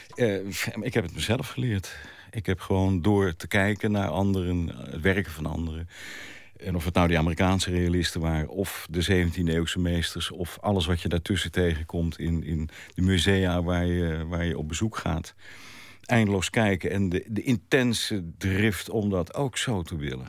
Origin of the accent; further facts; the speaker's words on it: Haarlem, North Holland, Netherlands; ik ben in Haarlem geboren